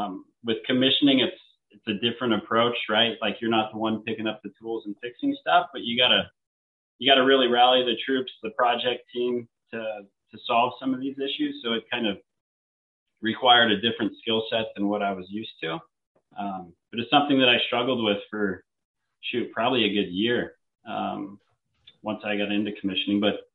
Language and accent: English; San Diego, California, United States; I'm from San Diego. It's where I call home.